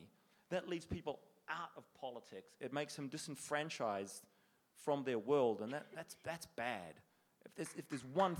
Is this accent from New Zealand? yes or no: yes; New Zealand; we as New Zealanders